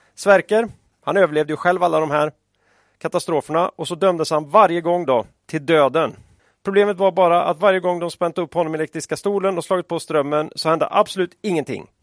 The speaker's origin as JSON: {"language": "Swedish", "area": "Västergötland", "region": "Västra Götaland", "country": "Sweden", "tie": "born or raised there", "said": "När jag växte upp i Västergötland på 80-talet"}